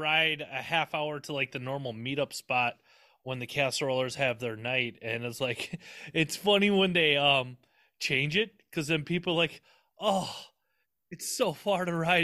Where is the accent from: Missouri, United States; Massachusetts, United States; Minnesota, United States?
Minnesota, United States; I'm from Minnesota